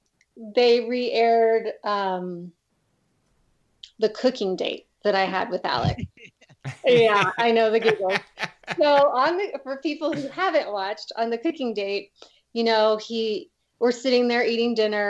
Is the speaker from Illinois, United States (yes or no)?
no; St. Louis, Missouri, United States; moved away as an adult; also born or lived in California; now in Colorado, United States; I grew up in St. Louis